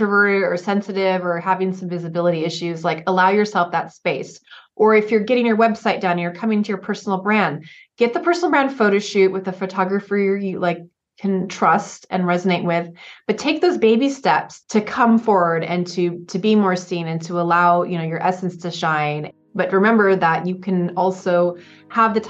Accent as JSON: {"language": "English", "region": "Oregon", "country": "United States", "tie": "born or raised there", "also_born_or_lived": "Santa Barbara County, California", "moved": "yes"}